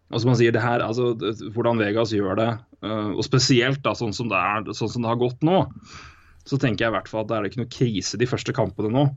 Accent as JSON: {"language": "Norwegian", "town": "Elverum", "region": "Innlandet", "country": "Norway", "accent": "thick L", "said": "Jeg er fortsatt fra Elverum. Tjukk L er fint."}